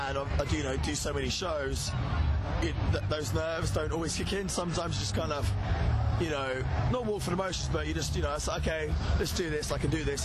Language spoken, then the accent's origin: English; Cambridge, East of England, United Kingdom; I'm from Cambridge, England